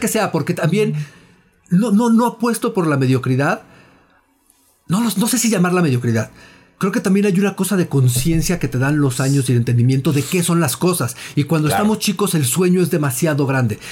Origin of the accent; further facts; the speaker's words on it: Mexico; nosotros como, como mexicanos